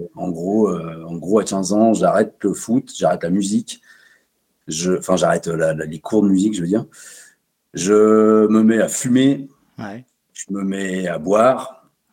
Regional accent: Savoie, Auvergne-Rhône-Alpes, France; now in Chambéry, France; Savoyard depuis toujours, j'ai grandi en Savoie dans une petite une petite bourgade plutôt rurale

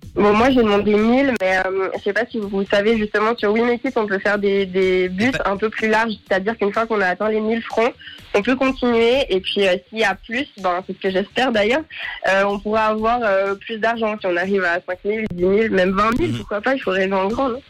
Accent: Lausanne, Vaud, Switzerland; je viens de Lausanne

